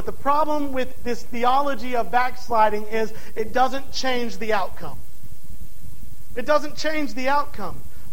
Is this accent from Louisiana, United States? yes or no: yes; DeRidder, Louisiana, United States; my hometown of DeRidder, Louisiana